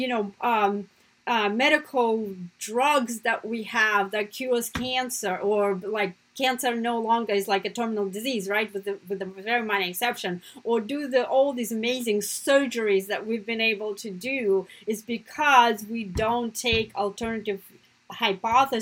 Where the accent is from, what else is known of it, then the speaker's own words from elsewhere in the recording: Russia; now in United States; my family, just like growing up in Russia, right, my family was anti-communist